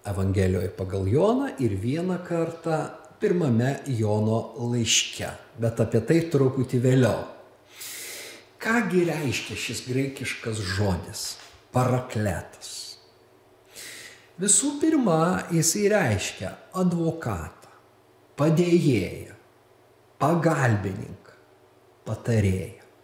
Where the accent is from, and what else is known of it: Lithuania